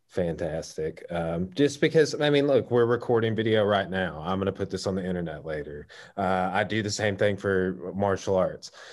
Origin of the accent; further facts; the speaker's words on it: Clarksville, Arkansas, United States; I grew up in Clarksville, so just just down the road from Russellville